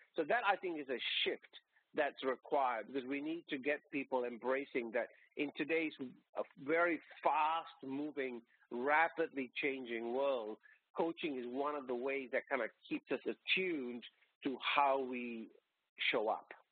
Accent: Malaysia; moved away as an adult; now in Australia; I was born and brought up in Malaysia and came out to Australia as a student.

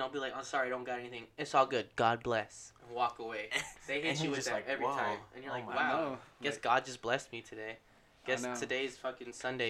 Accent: San Bernardino, California, United States; We're from the dirty.

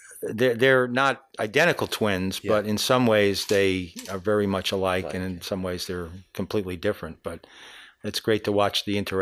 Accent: Valley Stream, New York, United States; I was born in New York, Long Island, Valley Stream. Grew up there

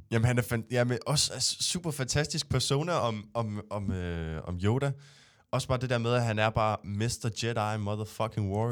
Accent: Næstved, Zealand, Denmark; nu er jeg jo fra Næstved

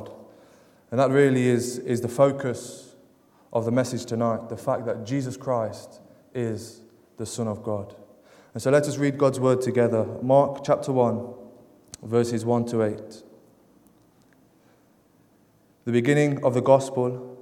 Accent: Derby, East Midlands, United Kingdom; I come from Derby, down in England

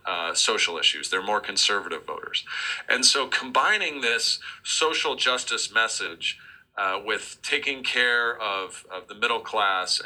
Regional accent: Ohio, United States; my home state of Ohio

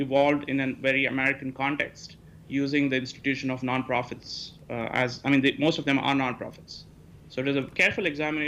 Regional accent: India; now in United States; I'm from India originally. I grew up there.

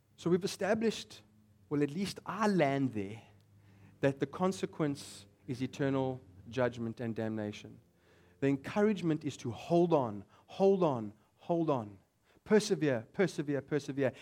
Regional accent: South Africa; But I am a South African

